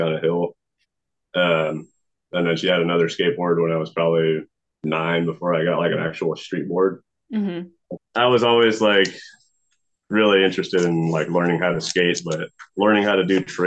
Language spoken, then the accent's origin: English; Marysville, Washington, United States; also born or lived in Lynnwood, Washington; I moved from Linwood to Marysville